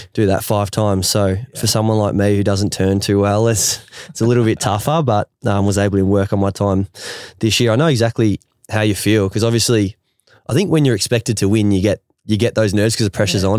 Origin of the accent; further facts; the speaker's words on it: Ferntree Gully, Victoria, Australia; I grew up in Ferntree Gully. It's 45 minutes out of the city